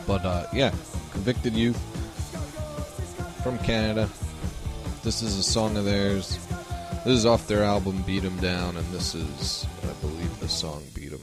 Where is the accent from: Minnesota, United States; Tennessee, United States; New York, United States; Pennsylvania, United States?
New York, United States; moved away; I'm from New York